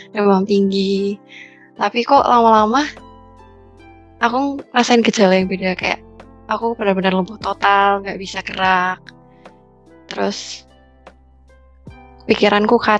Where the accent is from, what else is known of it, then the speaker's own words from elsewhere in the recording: Purwokerto, Central Java, Indonesia; Aku dari Purwokerto, Jawa Tengah.